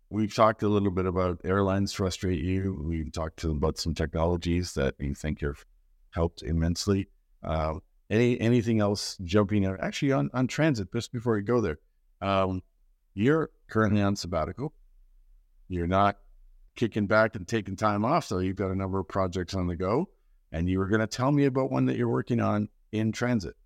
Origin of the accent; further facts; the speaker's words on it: Canada; as a Canadian